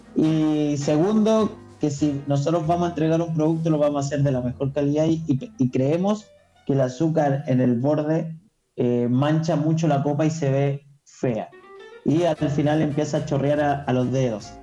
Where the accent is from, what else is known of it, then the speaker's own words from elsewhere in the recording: Chile; En Chile producimos pisco y vino